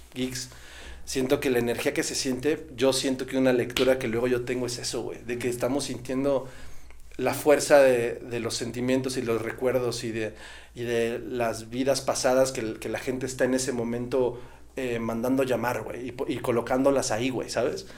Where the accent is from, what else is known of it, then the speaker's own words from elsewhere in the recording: Estado de México, State of Mexico, Mexico; nosotros crecimos eh, acá en, en Estado de México y nuestra familia toda la vida estuvo en Michoacán